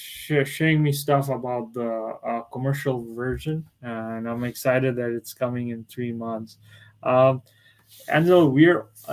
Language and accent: English; Bangladesh; I'm actually from Bangladesh, and it's a country beside India